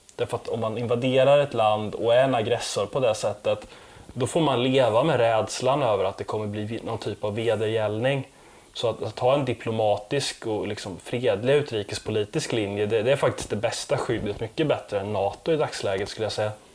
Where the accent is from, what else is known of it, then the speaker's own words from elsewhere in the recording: Sweden; som svensk